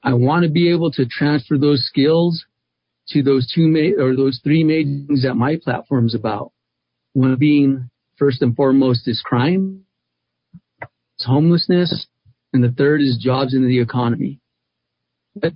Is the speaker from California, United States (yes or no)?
no; Albuquerque, New Mexico, United States; I was born and raised in Albuquerque.